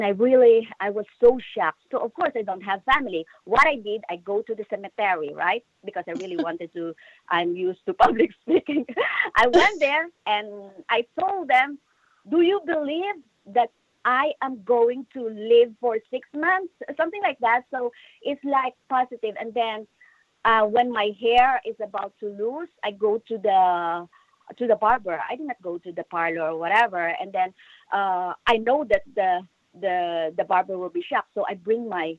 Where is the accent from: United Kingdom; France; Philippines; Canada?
Philippines; moved away; In the Philippines, because you know what? I grew up in a medical family.